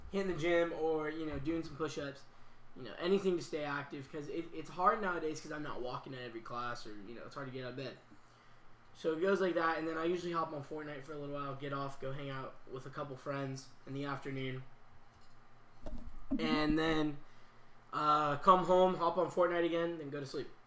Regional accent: Texas, United States; yeah, I am from Texas actually

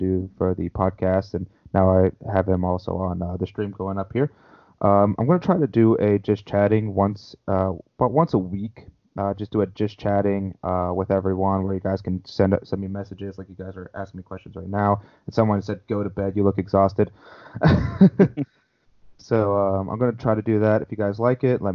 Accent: California, United States; I'm from California

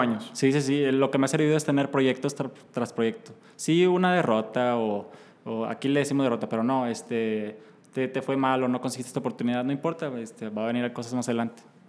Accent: Mexico; iba muy orgulloso de ser mexicano y de ser latinoamericano

